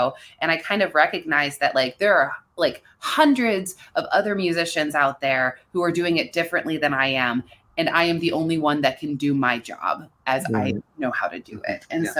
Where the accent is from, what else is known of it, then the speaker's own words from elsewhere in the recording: Pennsylvania, United States; I grew up in a place where, you know, guns were a very normal part of growing up.